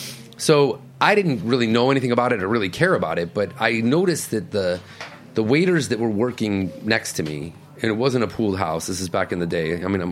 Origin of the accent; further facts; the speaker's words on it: Rochester, New York, United States; also born or lived in Cleveland, Ohio; now in New York City, United States; I grew up in Rochester, New York.